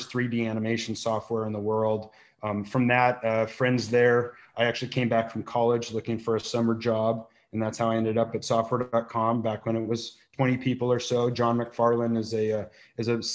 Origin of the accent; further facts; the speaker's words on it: Santa Barbara, California, United States; also born or lived in Boulder, Colorado; Santa Barbara's my hometown. I went to Foothill Elementary School